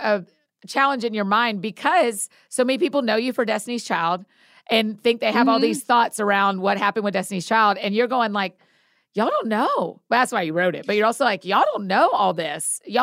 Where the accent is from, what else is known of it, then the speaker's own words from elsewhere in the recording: Marietta, Georgia, United States; I grew up in Marietta. That's where I'm from.